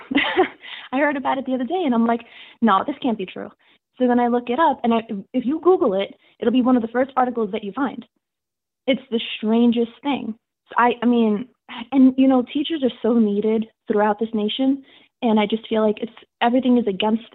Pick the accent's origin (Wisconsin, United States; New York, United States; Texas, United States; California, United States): New York, United States; New York City; So I come from New York City, where the vaccine was absolutely crazy and everybody locked down.